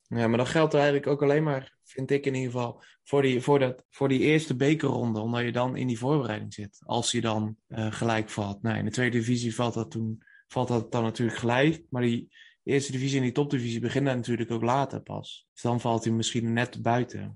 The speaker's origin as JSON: {"language": "Dutch", "region": "North Brabant", "country": "Netherlands", "said": "we komen natuurlijk uit Brabant"}